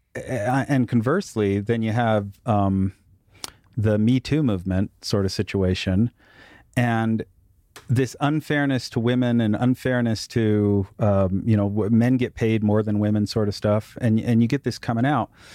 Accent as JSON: {"language": "English", "country": "United States", "said": "I'm an American"}